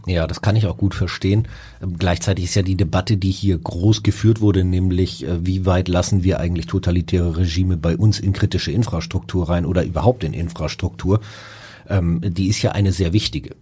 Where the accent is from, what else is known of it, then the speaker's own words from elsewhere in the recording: Hamburg, Germany; als Hamburger